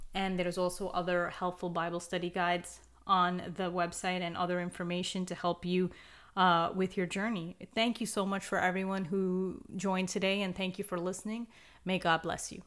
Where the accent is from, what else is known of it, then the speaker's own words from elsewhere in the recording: United States; I'm personally from the United States